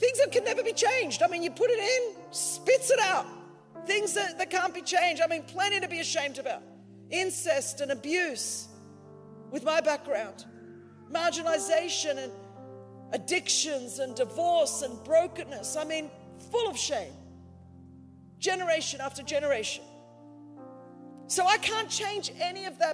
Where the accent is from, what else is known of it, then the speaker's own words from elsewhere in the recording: Australia; I'm Australian